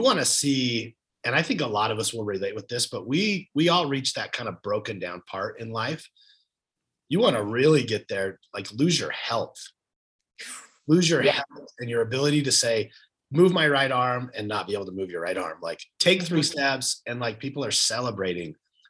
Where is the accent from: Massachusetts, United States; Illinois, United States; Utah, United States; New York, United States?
Utah, United States; also born or lived in Arizona; I'm from Utah